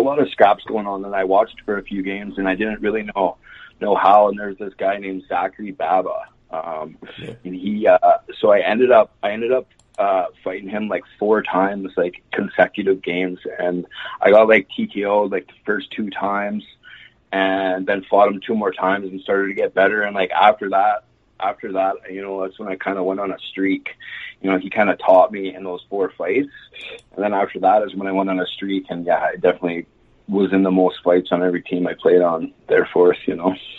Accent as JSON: {"language": "English", "town": "Rocky Mountain House", "region": "Alberta", "country": "Canada", "tie": "born or raised there", "also_born_or_lived": "Eklo", "said": "I grew up on a farm just outside Rocky Mountain House, just a couple hours from Calgary here. So started out minor hockey in Caroline, Alberta, super, super small town."}